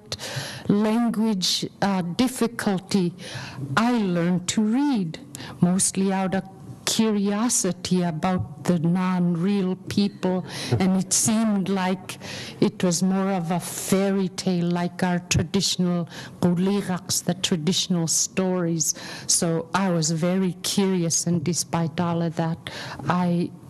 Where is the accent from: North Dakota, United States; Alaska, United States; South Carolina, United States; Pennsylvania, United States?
Alaska, United States; Aleknagik; now in Anchorage, United States; originally I'm from Aleknagik, living in Anchorage right now